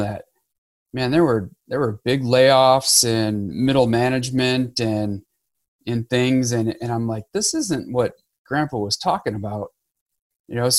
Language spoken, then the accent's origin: English; Harbor Beach, Michigan, United States; I grew up in Michigan, a little town, Harbor Beach, grew up kind of on a farm